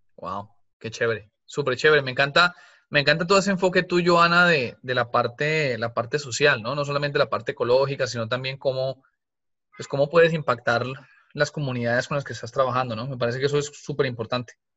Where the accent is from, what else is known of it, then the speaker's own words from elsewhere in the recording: Colombia; moved away; yo soy colombiana cuando vivíamos en Colombia